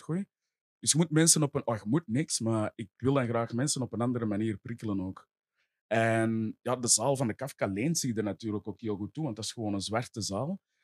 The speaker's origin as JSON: {"language": "Dutch", "town": "Essen", "region": "Flanders", "country": "Belgium", "said": "ik ben zelf van Essen tegen de, tegen de Noorderkempen, tegen Roosendaal"}